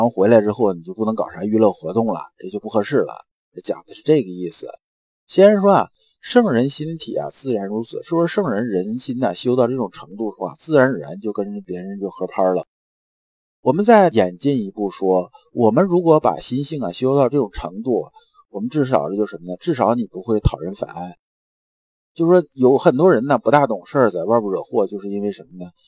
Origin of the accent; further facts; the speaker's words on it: China; 我们中国人很讲死者为大